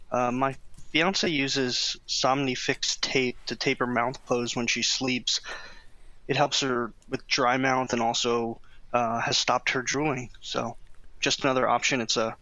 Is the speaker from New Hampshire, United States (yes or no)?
no; Chicago, Illinois, United States; I'm from Chicago.